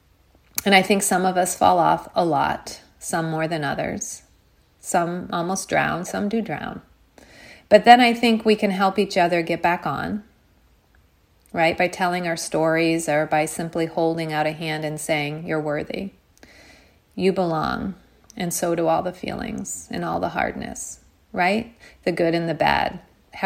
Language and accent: English; United States; a girl growing up in America